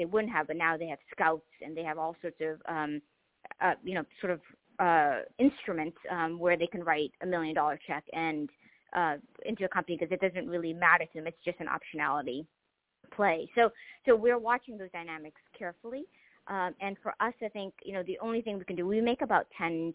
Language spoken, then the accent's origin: English; Boston, Massachusetts, United States; also born or lived in Mozambique; I came over as a refugee. I grew up in the housing projects in Boston.